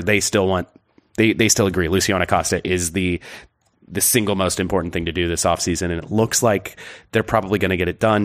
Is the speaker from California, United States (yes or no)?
no; Evansville, Indiana, United States; Evansville in my hometown